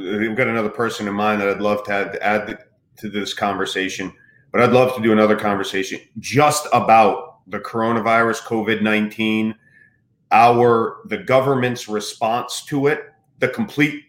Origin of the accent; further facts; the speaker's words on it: United States; as an American